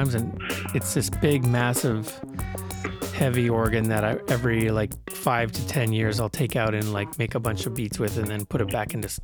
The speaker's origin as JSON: {"language": "English", "town": "Brandon", "region": "Manitoba", "country": "Canada", "tie": "born or raised there", "also_born_or_lived": "Winnipeg", "said": "So Brandon is the town that I grew up in. I was born in Brandon, then I moved to Winnipeg, then I moved back to Brandon in 1987 and in grade 8"}